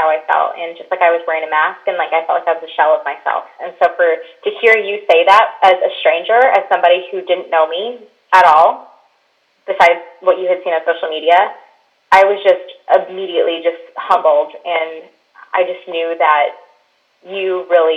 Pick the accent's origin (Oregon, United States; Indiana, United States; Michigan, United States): Michigan, United States; now in Orlando, United States; I live in Orlando, Florida now, but I grew up in Michigan, right on the lake